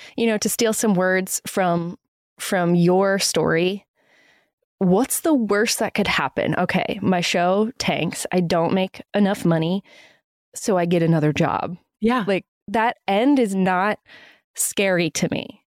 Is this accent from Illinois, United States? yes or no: no; Maine, United States; my home state and Maine and New England